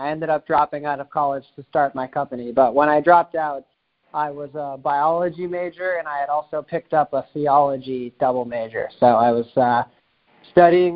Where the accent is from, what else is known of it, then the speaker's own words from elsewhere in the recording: Hopkinton, Massachusetts, United States; I was born in a suburb a little bit outside of Boston, Massachusetts, a small town called Hopkinton, which is where the Boston Marathon starts, so 26 miles west of the city. And I grew up there